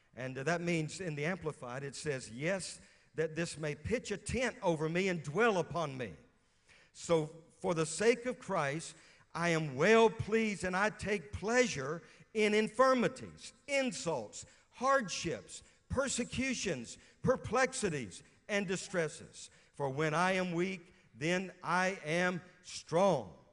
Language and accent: English; Louisiana, United States; moved away as an adult; also born or lived in West Virginia; now in Moravian Falls, United States; I'm from Louisiana